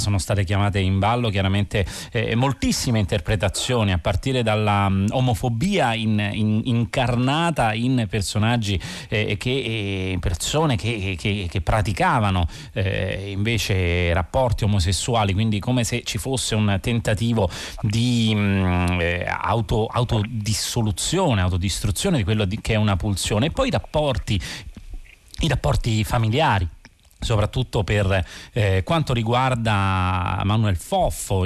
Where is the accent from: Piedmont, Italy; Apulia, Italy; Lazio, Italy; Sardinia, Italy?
Lazio, Italy; Rome; da romano